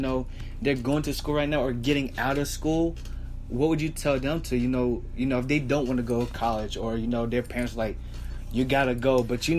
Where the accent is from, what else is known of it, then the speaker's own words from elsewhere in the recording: Florence, United States; moved away; I run my family nail salon business back in my hometown Florence.